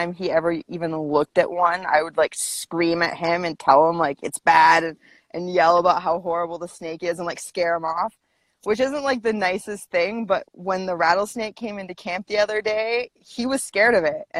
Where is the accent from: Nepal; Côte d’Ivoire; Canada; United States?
Canada; Vancouver Island, British Columbia; also born or lived in Squamish, British Columbia; I'm from BC. I grew up on Vancouver Island